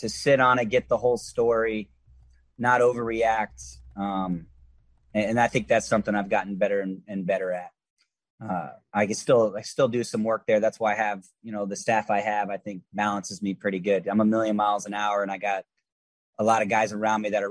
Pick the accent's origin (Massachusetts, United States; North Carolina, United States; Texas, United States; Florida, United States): Florida, United States; moved away as an adult; I was from Florida